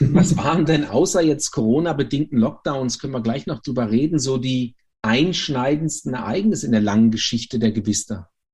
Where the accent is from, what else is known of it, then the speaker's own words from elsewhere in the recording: Germany; als Deutscher